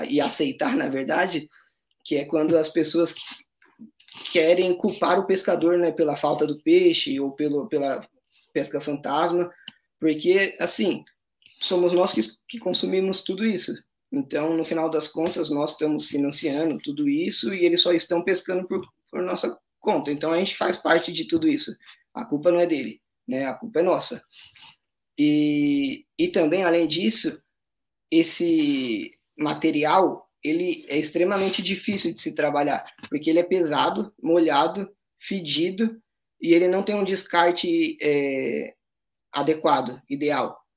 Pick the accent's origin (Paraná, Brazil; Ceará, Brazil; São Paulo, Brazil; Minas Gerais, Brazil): São Paulo, Brazil; moved away as an adult; now in Ilha Grande, Brazil; nós somos de São Paulo, tanto ela quanto eu.